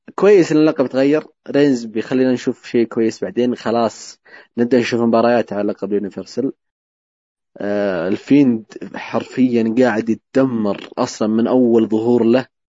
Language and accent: Arabic; Saudi Arabia; عندنا في السعوديه